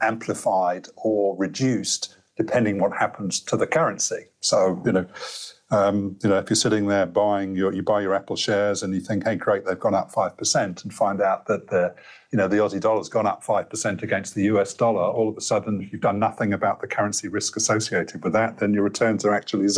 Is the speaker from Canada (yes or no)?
no; United Kingdom; accent: British (implied); now in Australia; from my accent, you might detect where I hail from